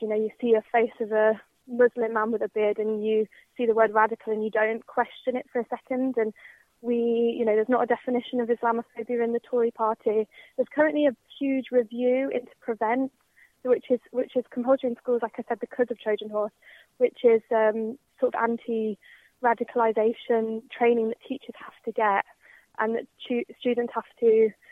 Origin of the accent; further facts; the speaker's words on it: Birmingham, West Midlands, United Kingdom; my experience of growing up in Birmingham was that it was incredibly positive and integrated